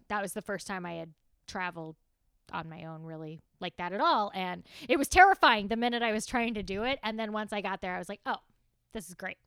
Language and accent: English; the South, United States; I am from the South